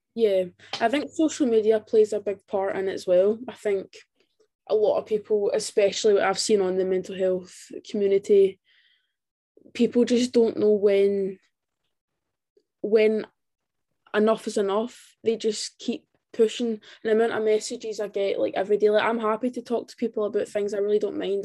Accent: Scotland, United Kingdom; I'm from Scotland

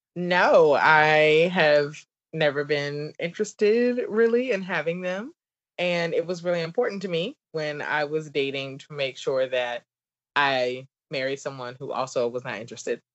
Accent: the South, United States; accent: southern; my southern accent

